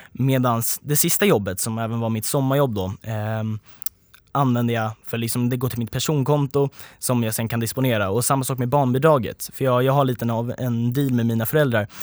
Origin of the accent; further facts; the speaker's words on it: Sweden; som liksom svenskar